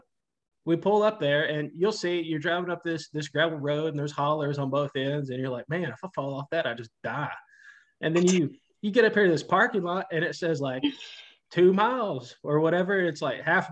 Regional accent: Tennessee, United States; I'm from Tennessee

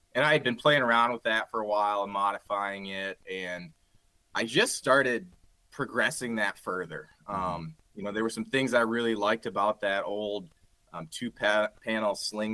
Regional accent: Grand Rapids, Michigan, United States; We're all originally from Grand Rapids, Michigan, but we met in undergrad over at the University of Michigan on the east side of our state here.

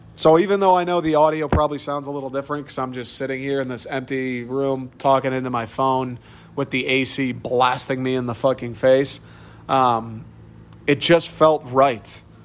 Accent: Troy, Michigan, United States; moved away as an adult; I grew up in Troy. I love Troy

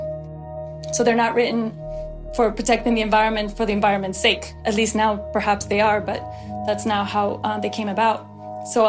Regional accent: Guatemala; I grew up in Guatemala.

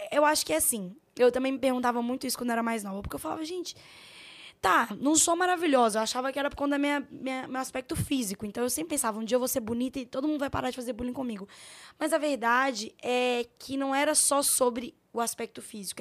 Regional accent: Belo Horizonte, Minas Gerais, Brazil; eu sou de Belo Horizonte

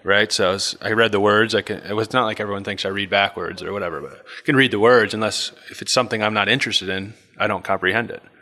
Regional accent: Bel Air, Maryland, United States; I grew up in Bel Air, Maryland.

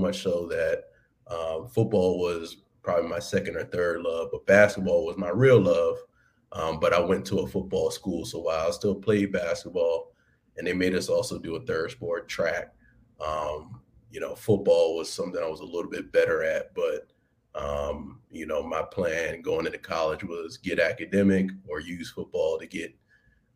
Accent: Baltimore, Maryland, United States; moved away as an adult; also born or lived in Washington, D.C. / Alexandria, Virginia; Born and raised in Baltimore, Maryland

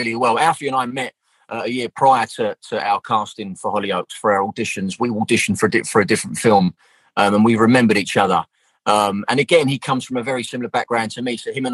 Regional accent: London, United Kingdom; I'm from South East London. So like our accent was very, very similar.

